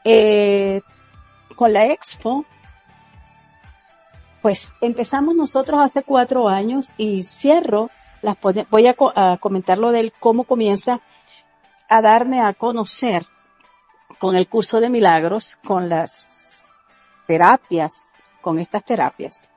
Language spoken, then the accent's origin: Spanish; Venezuela; moved away as an adult; soy de Venezuela. Mm, me vine de Venezuela ya con estos conocimientos, estos estudios y esta práctica de un curso de milagros.